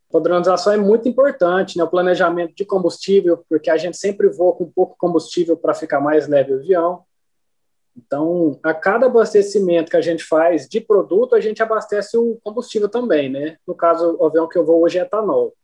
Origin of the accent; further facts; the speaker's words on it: Uberlândia, Minas Gerais, Brazil; also born or lived in Guarda-Mor, Minas Gerais; sou de Uberlândia, Minas Gerais, né? Nascido e criado em Uberlândia